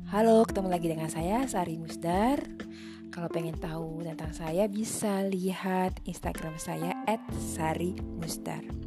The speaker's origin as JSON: {"language": "Indonesian", "country": "Indonesia", "said": "saya Indonesia"}